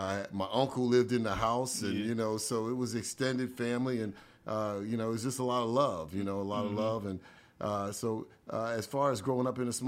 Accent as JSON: {"language": "English", "town": "East Liverpool", "region": "Ohio", "country": "United States", "tie": "born or raised there", "said": "Small town, very humble beginnings. You know, I lived basically with a lot of my family"}